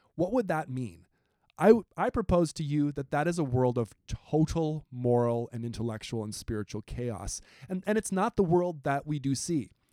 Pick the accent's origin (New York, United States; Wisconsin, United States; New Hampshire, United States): Wisconsin, United States; I'm from Wisconsin, right next door